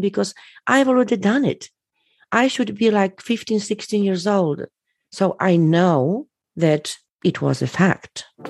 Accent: Poland; I was born in Poland.

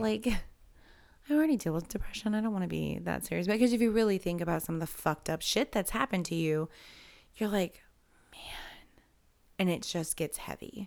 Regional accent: Galva, Illinois, United States; I'm from Galva, so I am not from Kewanee.

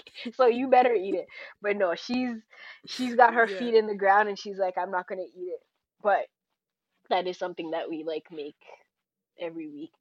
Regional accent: Harare, Zimbabwe; also born or lived in United States / Canada; now in Calgary, Canada; I was born and raised in Zimbabwe

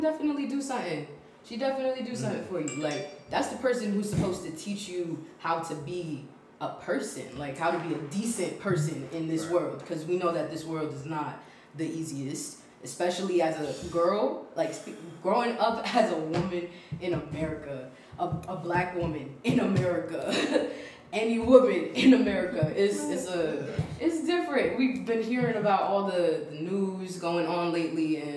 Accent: Hackensack, New Jersey, United States; I'm from Hackensack, New Jersey

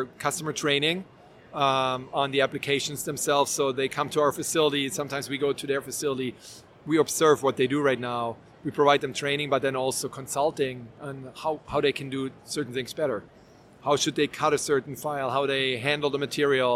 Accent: Germany; moved away as an adult; now in United States; So I was born and raised in Germany, a little bit of a different culture in Germany.

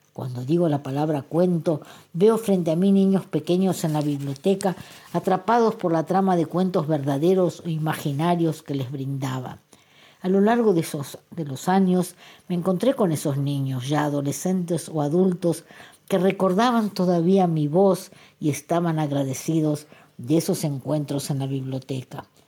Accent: Argentina; now in Israel; nací en Argentina y hace ya casi 38 años resido en Israel

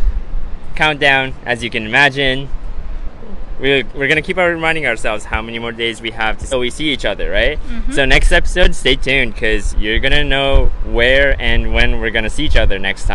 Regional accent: Japan; moved away; also born or lived in Canada; I'm from Japan

